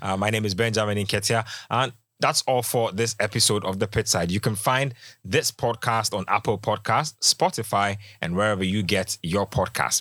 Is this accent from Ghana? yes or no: yes; Ghana; as a Ghanaian